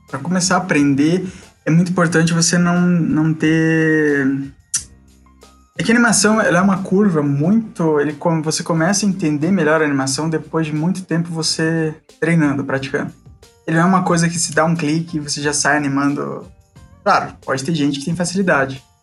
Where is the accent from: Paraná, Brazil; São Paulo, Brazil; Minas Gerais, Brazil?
Paraná, Brazil; Curitiba; Eu sou curitibano